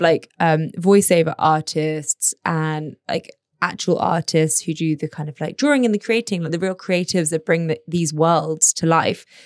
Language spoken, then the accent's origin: English; United Kingdom; now in Abu Dhabi, United Arab Emirates; we're British